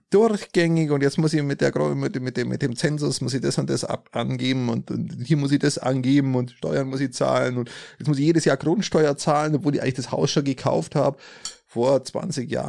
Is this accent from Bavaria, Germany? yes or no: yes; Steingaden, Bavaria, Germany; bei meiner äh, in meinem Heimat, Heimatort Steingarten